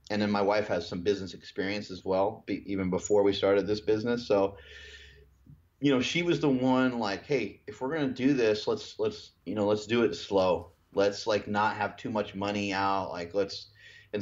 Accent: New York, United States; when I grew up in New York

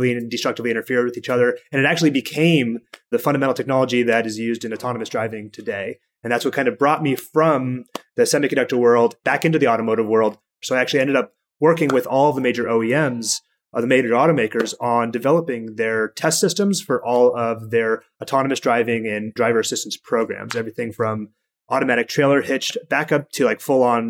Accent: Bellevue, Washington, United States; I grew up in Washington State in a pretty large town called Bellevue

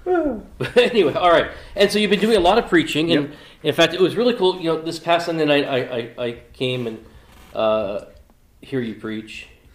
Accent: New England, United States; a pastor from the Dominican Republic, Eric Quinlan, who I grew up with in New England

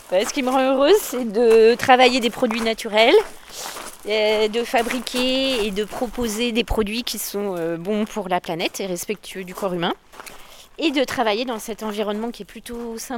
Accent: Montluçon, Auvergne-Rhône-Alpes, France; De Montluçon.

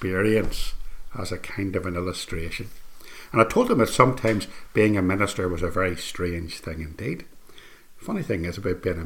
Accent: Northern Ireland, United Kingdom; I was from Northern Ireland

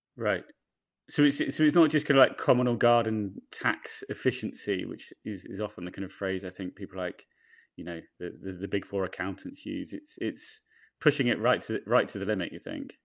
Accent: United Kingdom; now in United States; I'm a British journalist living and working in America

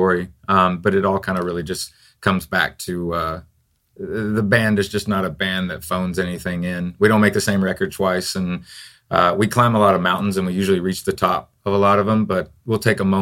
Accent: Tennessee, United States; moved away; also born or lived in Florida; I'm actually from Tennessee

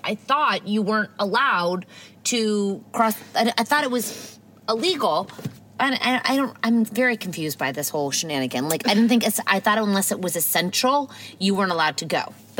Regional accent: United States; now in Toronto, Canada; I'm American.

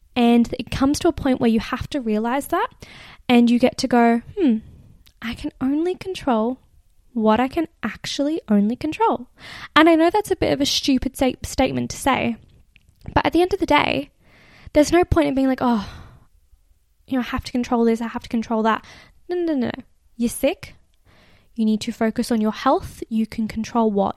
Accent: Australia; accent: Australian; my Australian accent

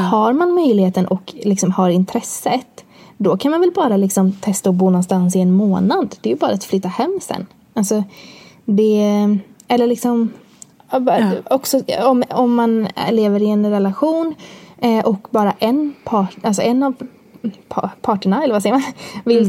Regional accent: Borås, Västra Götaland, Sweden; bor jag med min sambo i Borås, där jag kommer ifrån

